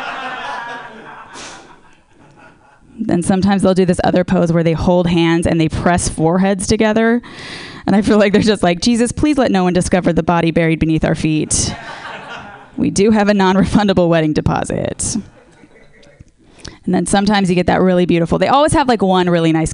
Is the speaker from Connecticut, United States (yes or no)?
no; Orange County, California, United States; I'm from Orange County